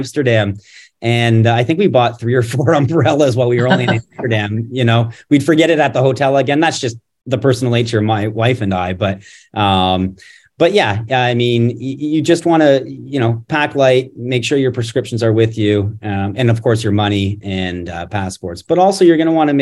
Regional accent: Canada; now in United States; I'm originally from Canada

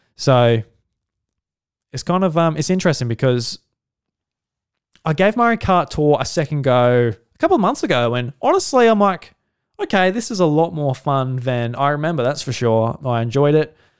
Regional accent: Australia; being an Australian

